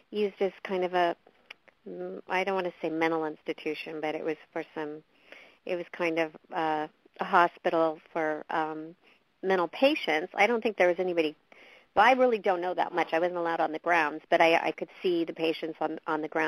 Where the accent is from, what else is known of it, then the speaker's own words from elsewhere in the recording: California, United States; It was it was different being born and raised in California to be in Missouri in the winter. It was freezing